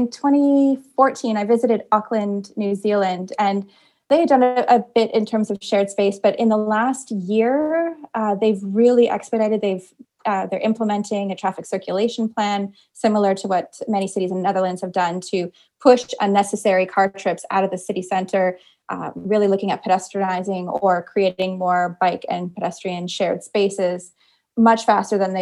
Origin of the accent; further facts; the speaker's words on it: Kitchener, Ontario, Canada; the suburban community that I grew up in Kitchener, Ontario, which is just south of Toronto